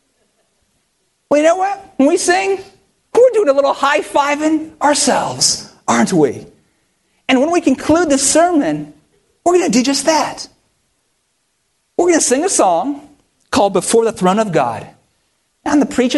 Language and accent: English; near Stanford University, California, United States; moved away; I grew up near Stanford University